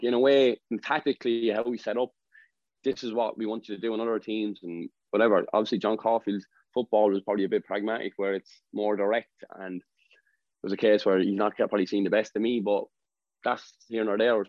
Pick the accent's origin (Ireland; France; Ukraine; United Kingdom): Ireland; Wexford, Leinster; I'm from Wexford